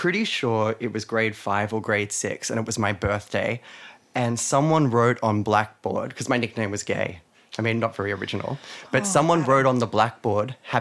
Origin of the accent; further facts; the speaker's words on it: Weston, New South Wales, Australia; moved away; also born or lived in Del Mar; I grew up in a town called Weston.